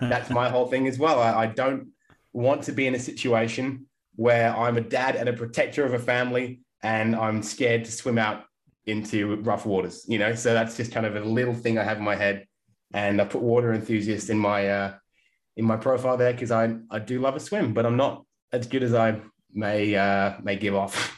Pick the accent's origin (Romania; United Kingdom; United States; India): United Kingdom; England; now in Australia; I grew up in England and didn't grow up near the beach.